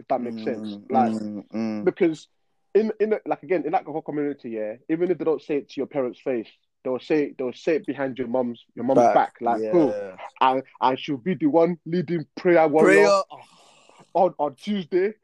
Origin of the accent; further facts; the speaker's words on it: Nigeria; I'm Nigerian, and from a Nigerian culture, pride is a very big thing